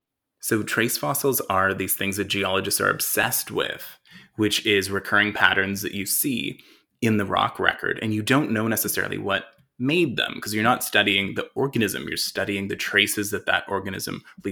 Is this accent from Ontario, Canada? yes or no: no; Alberta, Canada; I grew up in Alberta. We don't have sand dollars.